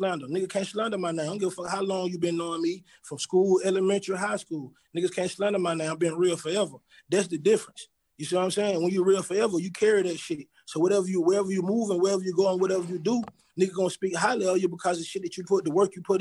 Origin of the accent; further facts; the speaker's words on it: Atlanta, Georgia, United States; I grew up in Born Home